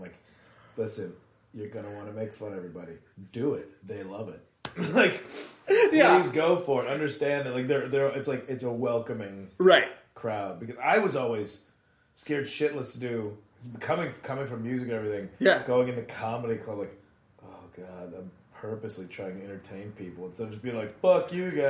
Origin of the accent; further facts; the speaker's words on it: Addison, Illinois, United States; Chicagoland area, suburbs.